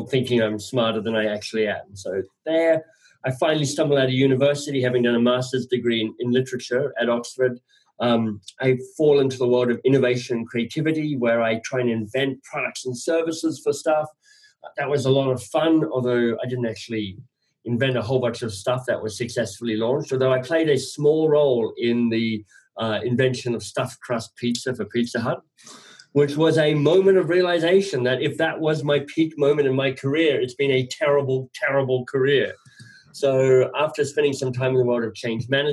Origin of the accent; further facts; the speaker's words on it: Australia; moved away as an adult; also born or lived in England; now in Canada; I'm Australian. I live in Canada